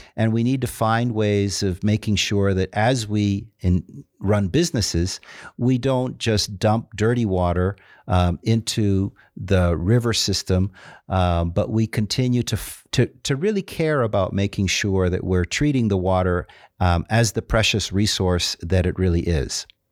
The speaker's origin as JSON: {"language": "English", "country": "Dominican Republic", "tie": "born or raised there", "moved": "yes", "lives_now": "Ulaanbaatar, Mongolia", "said": "I grew up in the Dominican Republic and, and speak fluent Spanish"}